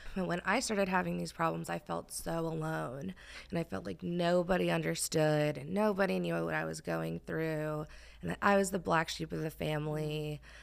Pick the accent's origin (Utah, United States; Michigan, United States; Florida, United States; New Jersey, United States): New Jersey, United States; moved away as an adult; now in Texas, United States; I am originally from New Jersey. Um, so being in Texas is still wild to me.